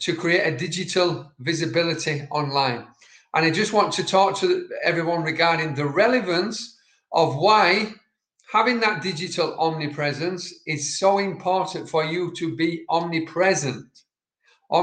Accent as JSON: {"language": "English", "region": "Yorkshire and the Humber", "country": "United Kingdom", "said": "I'm from Yorkshire, and certain words that we speak cannot be understood by Siri."}